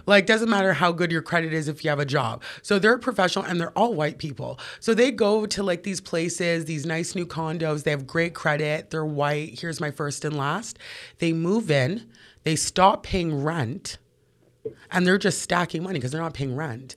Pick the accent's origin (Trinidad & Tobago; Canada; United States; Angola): Canada; Toronto, Ontario; Born and raised, I grew up in Parkdale.